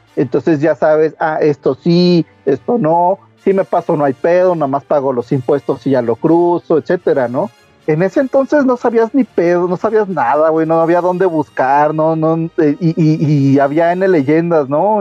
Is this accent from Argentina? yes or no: no; Toluca, State of Mexico, Mexico; also born or lived in Metepec; now in Mexico City, Mexico; yo, yo crecí en, en Toluca, bueno, Toluca y Metepec